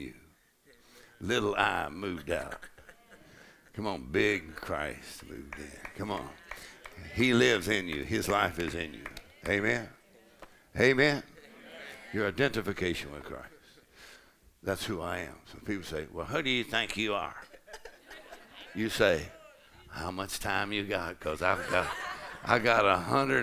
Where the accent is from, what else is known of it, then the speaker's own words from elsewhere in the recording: Texas, United States; I'm from Texas